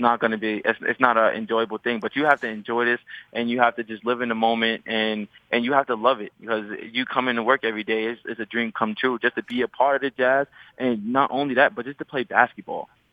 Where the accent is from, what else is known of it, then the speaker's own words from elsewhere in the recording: New York City, New York, United States; I grew up in Laurelton, New York. It's a small place in Queens